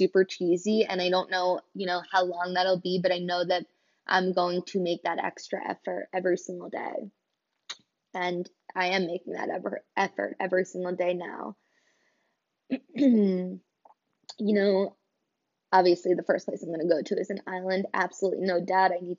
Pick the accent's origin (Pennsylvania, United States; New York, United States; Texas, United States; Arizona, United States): Pennsylvania, United States; Kobe Bryant's hometown; Kobe Bryant grew up in my hometown.